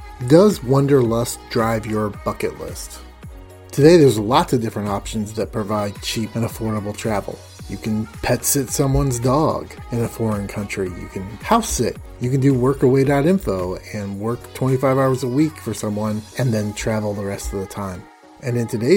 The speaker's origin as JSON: {"language": "English", "region": "Indiana", "country": "United States", "tie": "born or raised there", "said": "We did venture to Florida from Indiana"}